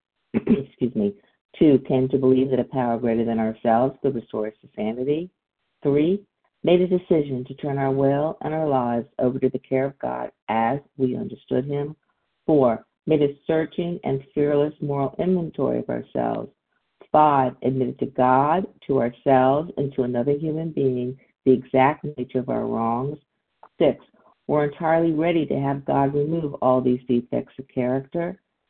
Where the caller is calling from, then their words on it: Deerfield Beach, Florida, United States; I'm calling in from Deerfield Beach, Florida.